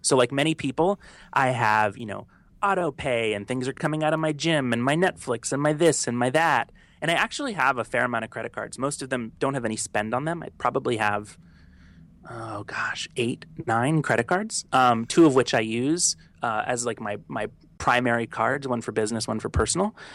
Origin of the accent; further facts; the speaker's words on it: the South, United States; now in New York, United States; I'm from the South, and so if I told anyone back home that I did that, they'd make fun of me